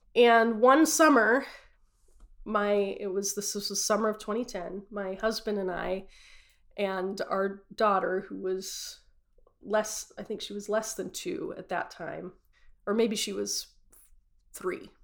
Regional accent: Utah, United States; I grew up in Utah as a devout Mormon, born and raised uh, in Utah

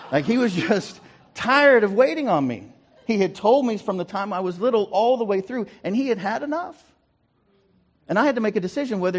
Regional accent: Guthrie, Oklahoma, United States; also born or lived in Ringling / Prattville / Bartlesville / Fairview; I was born in Ringling, moved to Prattville, moved to uh, Bartlesville, then down to Guthrie, where I was in high school, got moved out of Guthrie um, and uh, out to Fairview.

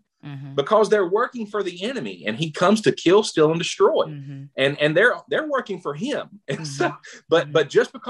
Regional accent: the South, United States; I grew up in the South.

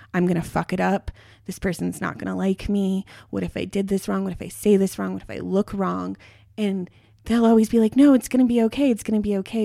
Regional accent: near Boulder, Colorado, United States; I grew up near Boulder, Colorado

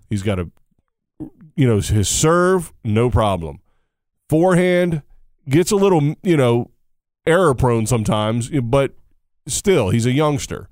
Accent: United States; as an American

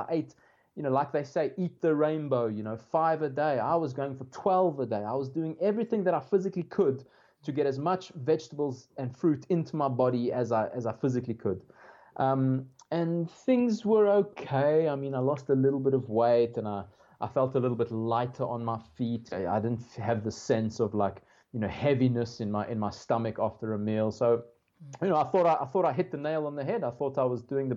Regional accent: South Africa; growing up in South Africa, first of all, you eat meat from, you know, from day one, pretty much.

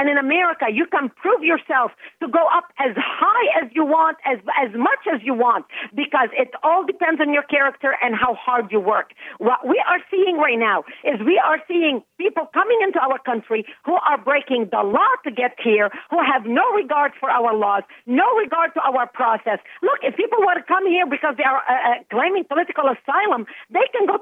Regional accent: Lebanon; first language Arabic; English is a second language; now in United States; I was born and raised in Lebanon

